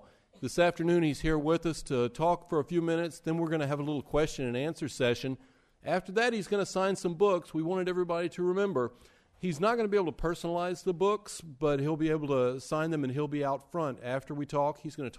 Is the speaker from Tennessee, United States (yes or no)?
yes; Memphis, Tennessee, United States; moved away; when I was growing up in Memphis, Tennessee